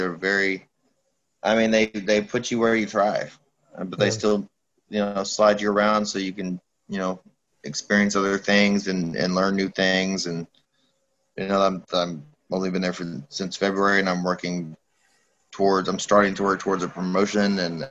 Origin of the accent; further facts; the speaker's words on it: the South, United States; I'm also from the South and this doesn't happen down there.